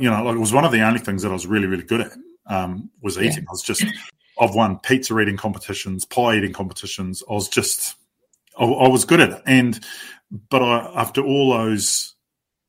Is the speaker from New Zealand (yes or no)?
yes; Waikanae, Wellington, New Zealand; I grew up in Waikanae, pretty naive, sheltered background.